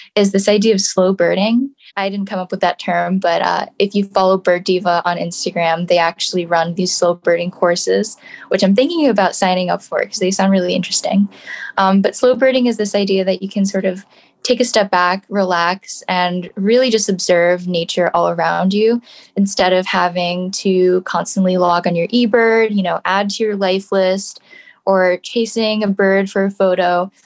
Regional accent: New York City, New York, United States; I grew up in New York City

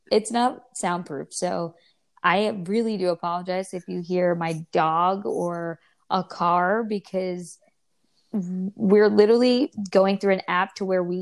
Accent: New York, United States; now in California, United States; we're originally from New York.

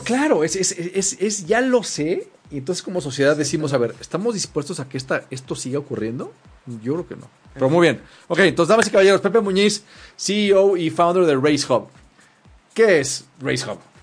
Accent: Mexico; somos mexicanos

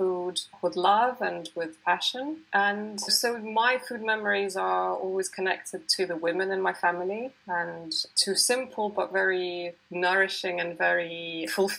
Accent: Siberia, Russia; moved away as an adult; now in United Kingdom; I was born in the early 80s in Siberia, in Russia, in the Soviet era

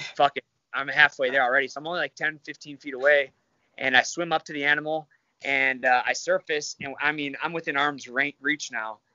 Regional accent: Michigan, United States; moved away; I'm from Michigan

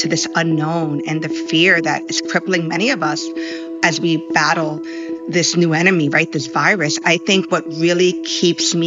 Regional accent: New York City, New York, United States; I'm of Puerto Rican descent, born and raised in New York, grew up in Washington Heights

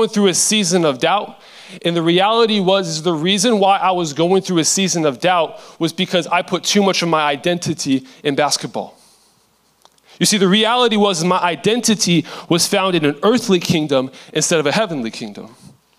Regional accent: Seattle, Washington, United States; I am from Seattle, Washington

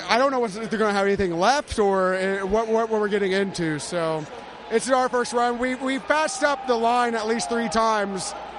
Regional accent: Evansville, Indiana, United States; we're from Evansville, me and my cousin here.

